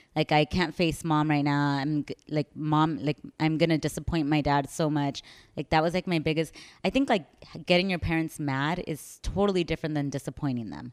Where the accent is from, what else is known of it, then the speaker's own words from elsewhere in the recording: San Francisco, California, United States; moved away as an adult; also born or lived in El Salvador; now in Chicago, United States; I'm originally from San Francisco.